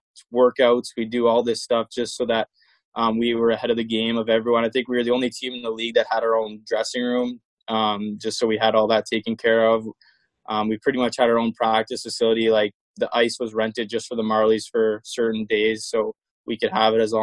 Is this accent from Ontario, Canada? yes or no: yes; Ottawa, Ontario, Canada; to move back home